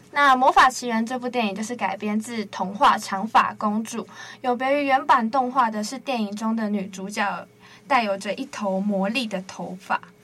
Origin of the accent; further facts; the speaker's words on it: Penghu County, Taiwan; moved away as an adult; now in Taipei, Taiwan; 我是澎湖人嘛